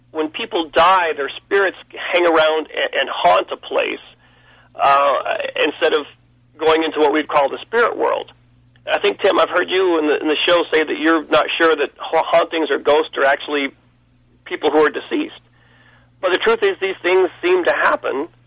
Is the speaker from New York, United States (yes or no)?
no; Pensacola, Florida, United States; I was born in Pensacola, Florida